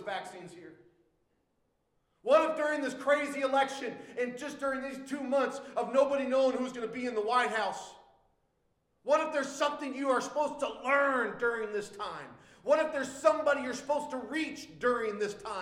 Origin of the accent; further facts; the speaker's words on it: United States; I am a Christian first before I'm an American